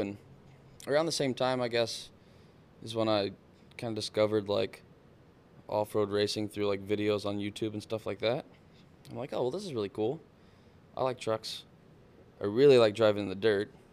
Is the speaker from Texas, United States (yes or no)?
yes; South Texas, United States; I grew up in down in South Texas, like, on the coast.